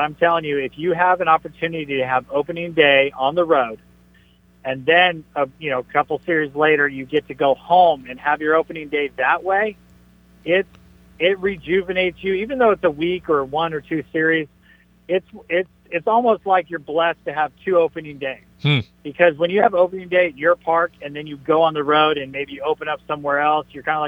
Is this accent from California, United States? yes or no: yes; San Diego, California, United States; I was born in San Diego, so I kind of feel like San Diego is home to me too.